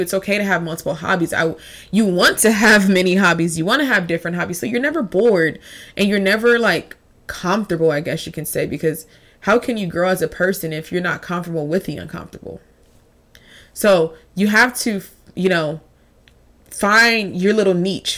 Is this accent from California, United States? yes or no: yes; Long Beach, California, United States; Even though I didn't grow up in the San Fernando Valley area, I grew up in Long Beach